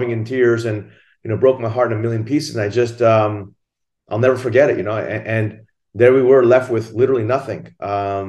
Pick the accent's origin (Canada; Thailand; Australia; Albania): Thailand; now in Singapore; I'm originally from Thailand. My mother is Japanese and my father is Thai. I grew up in Thailand